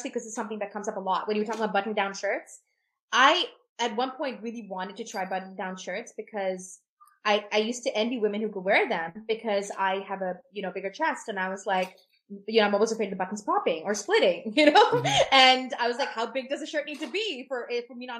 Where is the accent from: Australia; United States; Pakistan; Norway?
Pakistan; as a Pakistani, there's a Muslim culture that I map